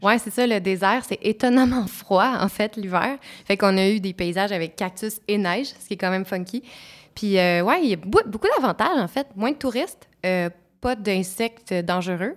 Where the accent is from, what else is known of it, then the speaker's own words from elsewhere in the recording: Montreal, Quebec, Canada; Je suis née à Montréal, je suis une urbaine euh, dans toute euh, ma, ma, ma, constitution